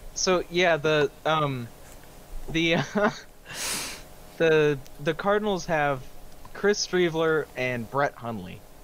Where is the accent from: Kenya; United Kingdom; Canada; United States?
Canada; I'm fucking Canadian